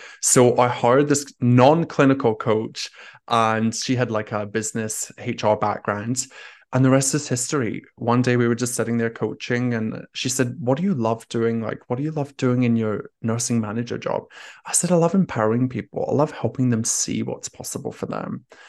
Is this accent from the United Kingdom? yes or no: yes; Scotland, United Kingdom; accent: Scottish; moved away as an adult; also born or lived in Australia; now in Paris, France; I'm originally Scottish, and I have a bit of an Australian twang as well. I grew up in Scotland and have spent half of my life living in Australia.